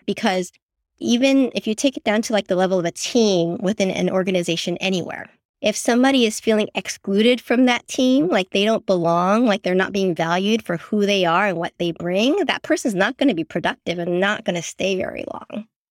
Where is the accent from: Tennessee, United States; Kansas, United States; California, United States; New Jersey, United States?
California, United States; San Francisco; I grew up in San Francisco, born and raised, but my parents are immigrants, so I'm first generation born here.